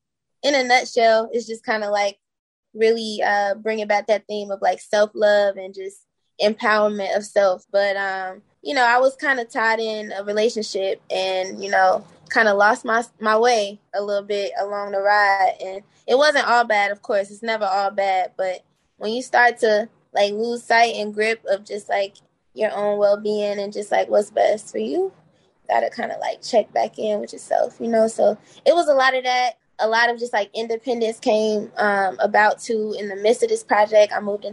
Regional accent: Laurel, Maryland, United States; also born or lived in Washington DC / New York; now in Chicago, United States; Originally, I'm from like DMV area. So like I lived in Laurel, Maryland. I've lived in DC. I've lived in New York. I've lived all over like the East Coast. But yeah, Chicago's my home now.

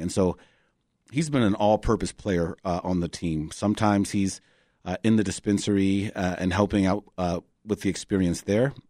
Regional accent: Chicago, Illinois, United States; also born or lived in West Loop, Chicago; I grew up in Hyde Park

